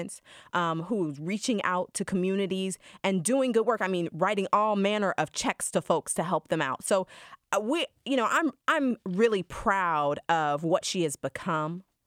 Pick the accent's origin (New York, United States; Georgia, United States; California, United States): Georgia, United States; a black woman growing up in Georgia